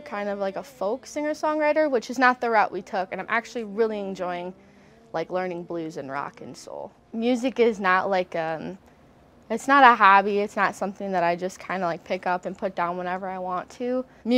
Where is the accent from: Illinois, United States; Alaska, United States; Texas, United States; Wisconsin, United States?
Wisconsin, United States; Milwaukee; also born or lived in Nashville, Tennessee; I'm from Milwaukee, Wisconsin.